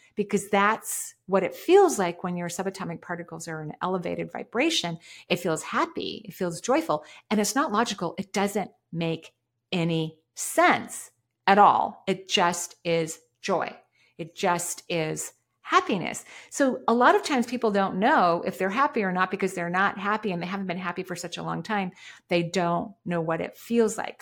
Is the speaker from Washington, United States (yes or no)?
yes; Washington, United States; I was born in the Northwest in Washington State